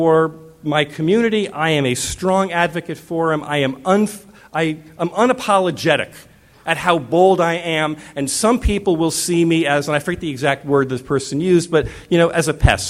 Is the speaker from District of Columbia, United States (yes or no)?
no; Arizona, United States; I'm from Arizona